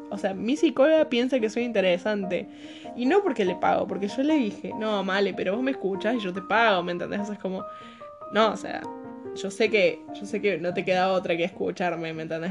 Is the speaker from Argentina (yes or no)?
yes; Córdoba, Argentina; accent: Cordoban tonada; tengo 20 años, soy de Córdoba, capital, Argentina.